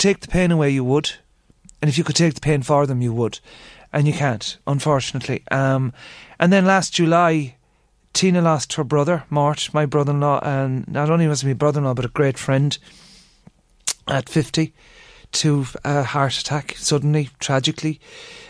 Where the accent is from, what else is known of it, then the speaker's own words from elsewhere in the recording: Ireland; I'm fully Irish.